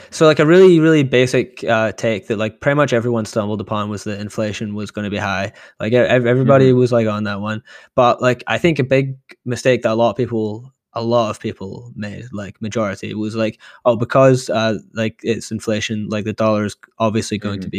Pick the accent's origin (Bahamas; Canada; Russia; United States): Canada; I'm curious what Will thinks because he's in a sort of similar position where like uh, Canadian, I'm Canadian dollar.